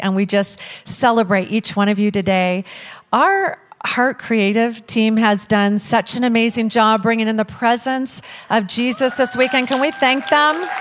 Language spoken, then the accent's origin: English; Lewis Clark Valley, Idaho, United States; I was born in the Lewis Clark Valley right here in Idaho.